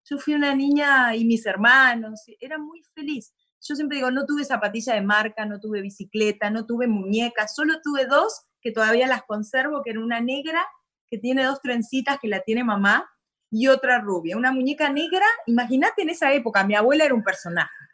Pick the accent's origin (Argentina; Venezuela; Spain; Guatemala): Argentina; Concordia, Entre Ríos; Orgullosamente panza verde, entre entrerriana de Concordia Entre Ríos